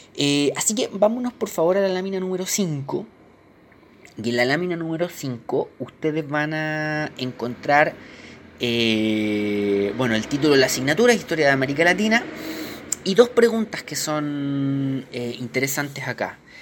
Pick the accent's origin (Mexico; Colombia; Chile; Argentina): Chile; nosotros como chilenos